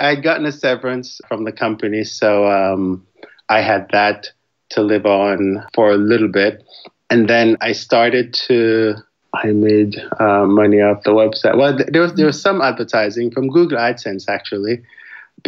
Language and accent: English; Jamaica; also born or lived in Florida / New York / Washington, D.C. / Indianapolis; now in Houston, United States; I'm actually originally from Jamaica. So I've lived in the U.S. since the late 80s